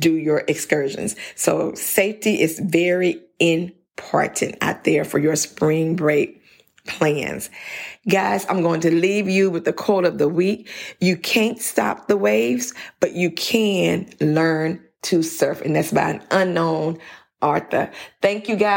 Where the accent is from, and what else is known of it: Louisiana, United States